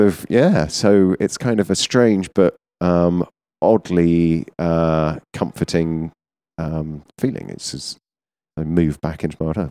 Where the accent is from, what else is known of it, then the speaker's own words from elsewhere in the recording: Surrey, South East England, United Kingdom; I'm from, uh, about an hour south of London in Surrey